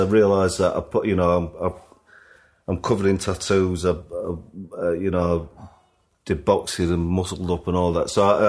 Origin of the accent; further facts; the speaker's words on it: Sheffield, Yorkshire and the Humber, United Kingdom; I have big sense memories of being a kid growing up in Sheffield.